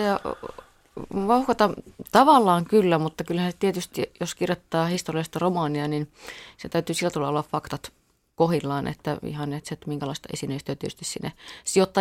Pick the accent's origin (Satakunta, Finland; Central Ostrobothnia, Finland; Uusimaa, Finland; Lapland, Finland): Lapland, Finland; Rovaniemi; kyllä mä oon siis Lapista, olen kotoisin Rovaniemellä asunut lapsuuteni